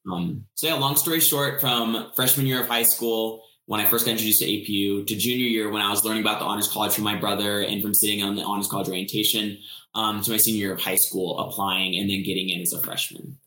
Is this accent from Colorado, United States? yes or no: yes; Colorado, United States; I'm from Colorado